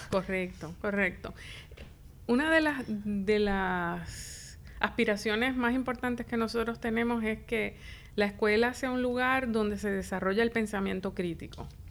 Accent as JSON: {"language": "Spanish", "town": "Isabela", "country": "Puerto Rico", "tie": "born or raised there", "also_born_or_lived": "Río Piedras, Puerto Rico / Chicago, United States", "said": "nací, me crié en Isabela Estudié en las escuelas públicas de Isabela."}